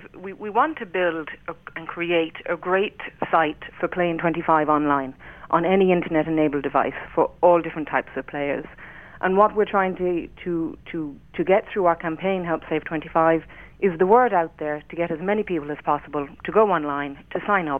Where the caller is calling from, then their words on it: Sligo, Connacht, Ireland; I'm calling in from Sligo.